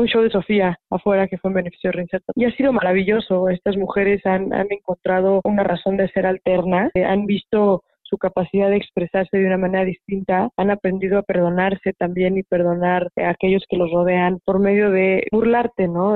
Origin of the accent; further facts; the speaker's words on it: Mexico; pobre de mí como mexicana, que tengo que vivir de esta manera